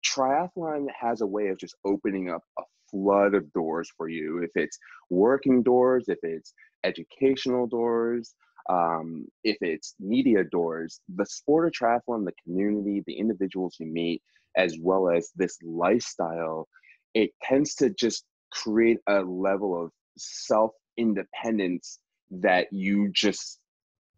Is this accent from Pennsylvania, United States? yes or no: yes; outside of Philadelphia, Pennsylvania, United States; I grew up outside of Philly